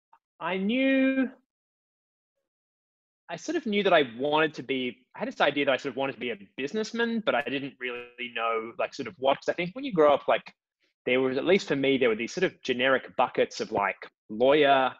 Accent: Sydney, New South Wales, Australia; Grew up in Sydney.

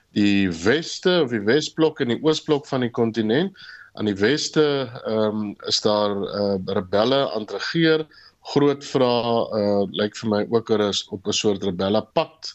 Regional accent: South Africa

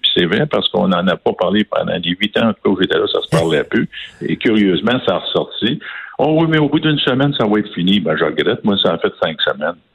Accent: Quebec, Canada

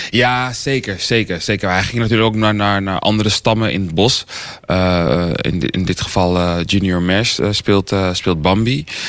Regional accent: Almere, Flevoland, Netherlands; ik ben natuurlijk hier eh, geboren, hier opgegroeid

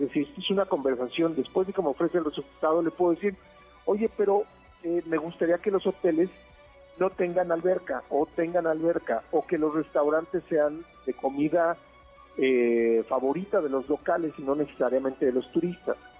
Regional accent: State of Mexico, Mexico; yo nací en el Estado de México

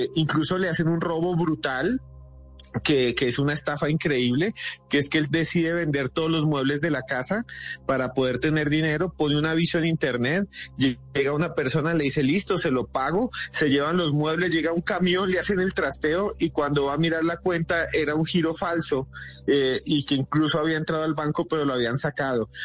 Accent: Colombia; somos los colombianos

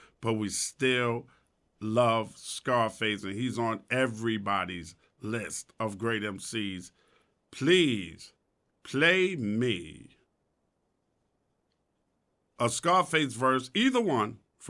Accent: New York, United States; I'm from New York

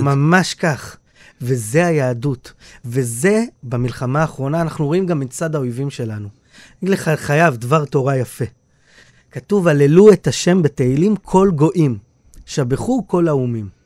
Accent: Bnei Brak, Tel Aviv District, Israel; also born or lived in Jerusalem; מבני ברק, איפה שגדלתי, בתור ילד

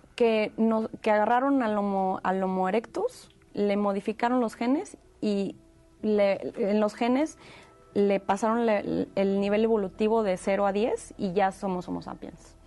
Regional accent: Monterrey, Nuevo León, Mexico; moved away; yo soy originaria de Monterrey, Nuevo León, México

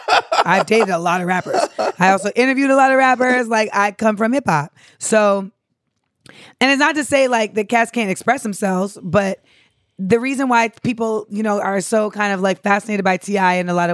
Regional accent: California, United States; Yes, so I am from the Bay.

